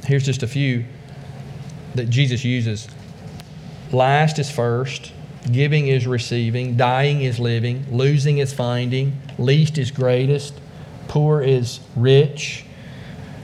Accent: the South, United States; also born or lived in China; I'm from the South

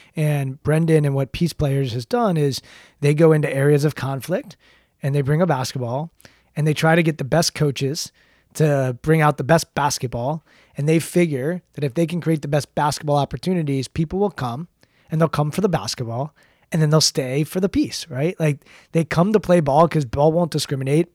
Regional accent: Maryland, United States; I grew up in Maryland, twenty-five, twenty minutes from, from College Park

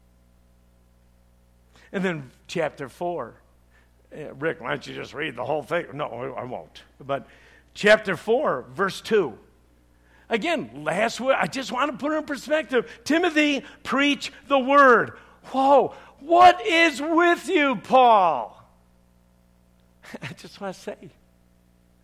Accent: Chicago, Illinois, United States; I'm from Chicago

